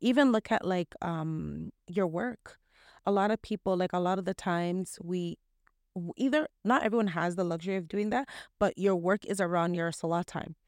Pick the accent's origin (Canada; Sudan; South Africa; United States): Canada; especially within Canada, there's not much of an Islamic environment